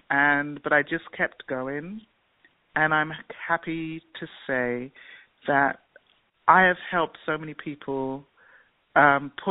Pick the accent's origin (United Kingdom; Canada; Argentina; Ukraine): United Kingdom; England; I didn't know because I grew up in England.